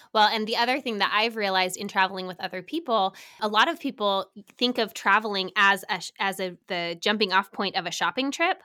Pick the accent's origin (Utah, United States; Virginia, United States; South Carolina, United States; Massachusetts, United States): Utah, United States; Salt Lake City; moved away; I grew up in Salt Lake